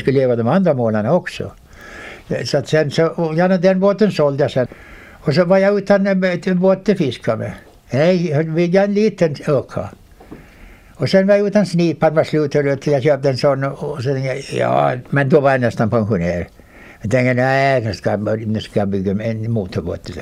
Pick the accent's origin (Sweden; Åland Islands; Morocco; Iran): Åland Islands; Vårdö; där är jag född